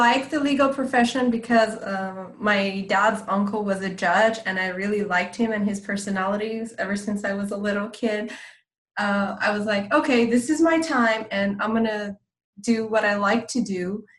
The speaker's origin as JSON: {"language": "English", "region": "California", "country": "United States", "second_language": "English", "said": "And you know, I'm from Southern California, and in Southern California you have there's a huge Iranian community."}